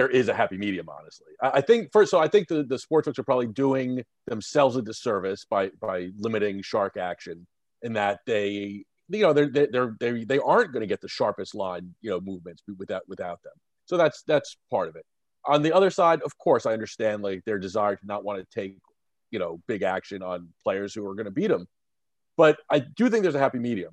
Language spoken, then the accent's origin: English; New Jersey, United States; growing up in North Jersey, I was surrounded by Yankees fans also